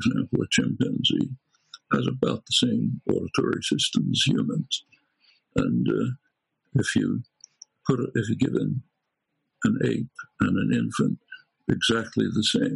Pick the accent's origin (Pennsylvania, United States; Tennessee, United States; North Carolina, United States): Pennsylvania, United States; Philadelphia; I come from Northeast Philadelphia, not from the Ukraine